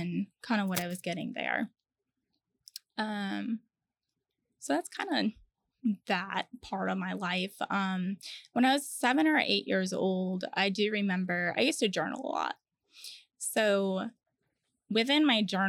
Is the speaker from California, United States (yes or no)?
no; Connecticut, United States; moved away as an adult; also born or lived in Virginia / Charleston; now in Orlando, United States; I grew up in Connecticut and I was there until I was about 20 years old